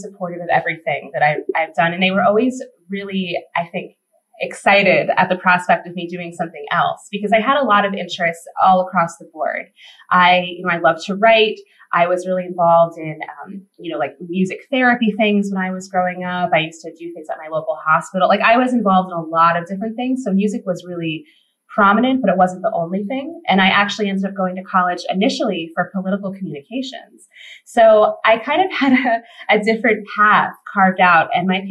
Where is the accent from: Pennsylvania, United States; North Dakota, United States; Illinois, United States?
Pennsylvania, United States; Pocono Mountains; I grew up in Pennsylvania. I grew up in the Pocono Mountains